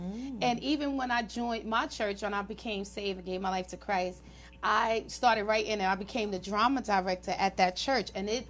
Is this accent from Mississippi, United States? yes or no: no; New York, United States; moved away; And even though that's my hometown, it's expensive.